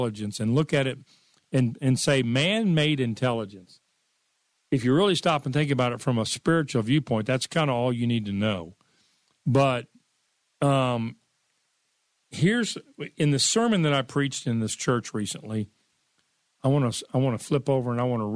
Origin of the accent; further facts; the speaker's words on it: Dallas, Texas, United States; I grew up in America. I grew up in Dallas, Texas.